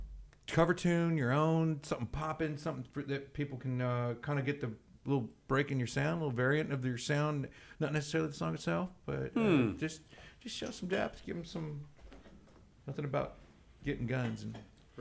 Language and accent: English; Texas, United States; as a Texan if you're from here